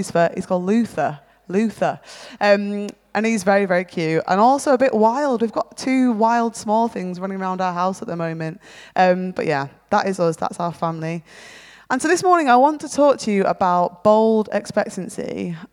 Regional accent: near Manchester, North West England, United Kingdom; moved away as an adult; also born or lived in Feltham, London; Caveat the accent, I'm actually from near Manchester originally.

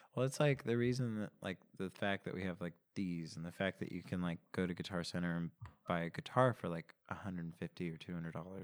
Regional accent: Simi Valley, California, United States; I grew up in Simi Valley, California, which is a suburb of Los Angeles

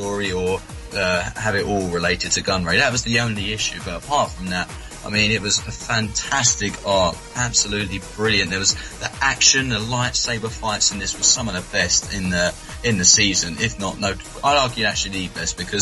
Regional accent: United Kingdom; accent: British; my British accent

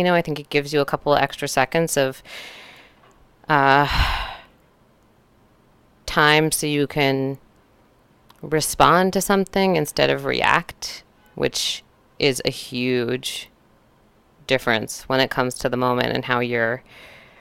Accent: Northern California, United States; I grew up in Northern California

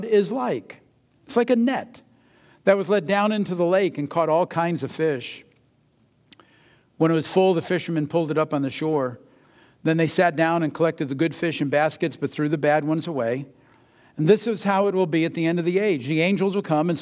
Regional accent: United States; I'm American, so I'm a Christian

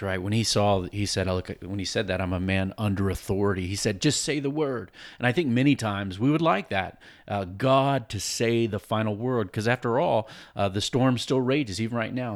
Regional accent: Virginia Beach, Virginia, United States; I grew up in Virginia Beach on the coast and saw a lot of hurricanes come

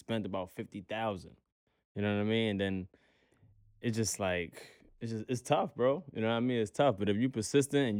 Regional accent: New York City, New York, United States; we're from Brownsville. I'm from Brooklyn

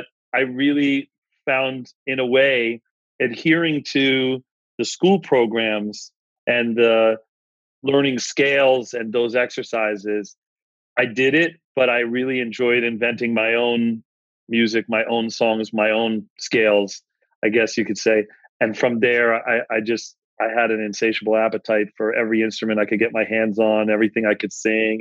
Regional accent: Philadelphia, Pennsylvania, United States; growing up in Philadelphia

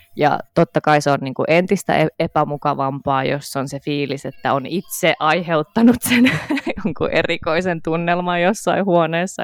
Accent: Helsinki, Uusimaa, Finland; mä oon Helsingistä

